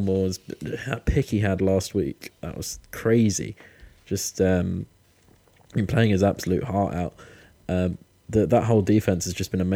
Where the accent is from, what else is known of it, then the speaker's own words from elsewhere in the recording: United Kingdom; I'm also British